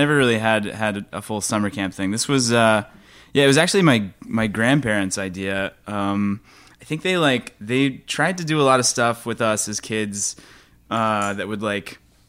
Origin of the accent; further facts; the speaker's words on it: Atlanta, Georgia, United States; I'm from Atlanta, Georgia.